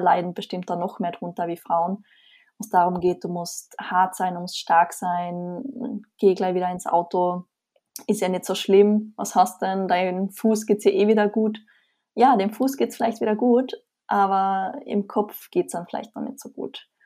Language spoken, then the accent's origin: German; Austria; Wie man vermutlich hört, komme ich aus Österreich